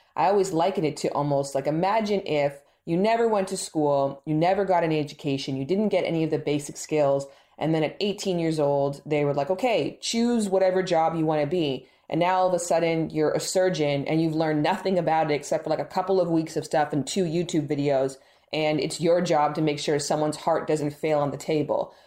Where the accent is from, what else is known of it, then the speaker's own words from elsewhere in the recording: Toronto, Ontario, Canada; now in Los Angeles, United States; I'm actually from Toronto, Canada